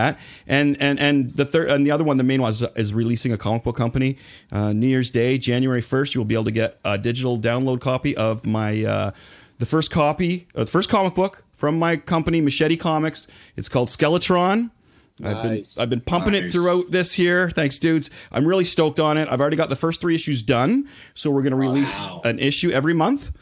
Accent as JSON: {"language": "English", "town": "Toronto", "region": "Ontario", "country": "Canada", "tie": "born or raised there", "said": "I was born in Toronto"}